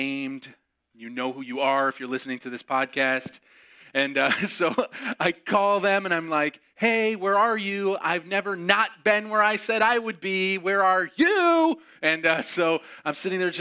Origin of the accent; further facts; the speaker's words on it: Syracuse, New York, United States; I'm from like Syracuse area